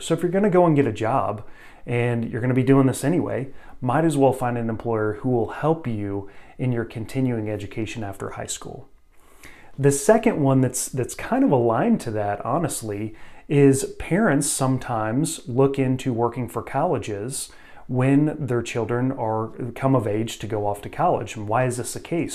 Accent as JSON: {"language": "English", "region": "Missouri", "country": "United States", "tie": "born or raised there", "said": "my home state, Missouri"}